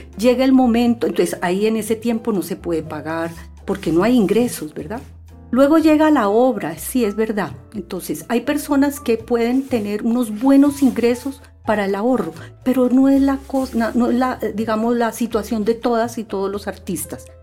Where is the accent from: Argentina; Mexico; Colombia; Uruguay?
Colombia; Bogotá; la ciudad de Bogotá, que es mi terruño